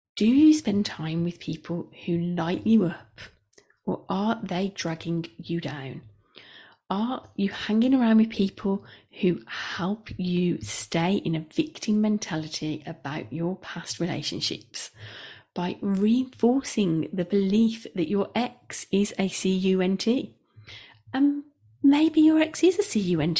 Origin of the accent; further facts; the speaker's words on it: Midlands, United Kingdom; we are both from the Midlands